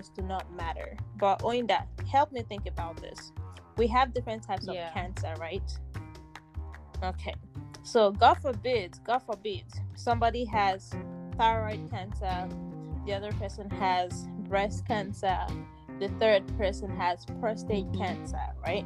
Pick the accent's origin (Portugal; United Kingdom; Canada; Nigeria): Nigeria; now in United States; I'm Nigerian